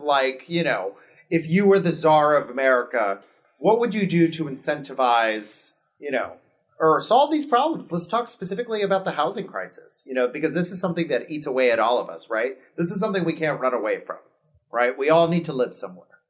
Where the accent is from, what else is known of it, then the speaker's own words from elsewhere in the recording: Miami, Florida, United States; moved away as an adult; now in Los Angeles, United States; I grew up in Miami, we're Cuban